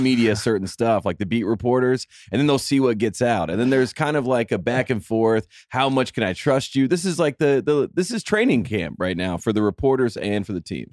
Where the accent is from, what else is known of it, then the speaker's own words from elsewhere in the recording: Henderson, North Carolina, United States; from Henderson, North Carolina